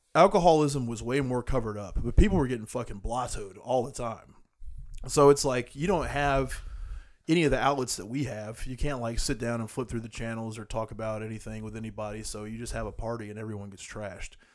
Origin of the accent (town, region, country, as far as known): United States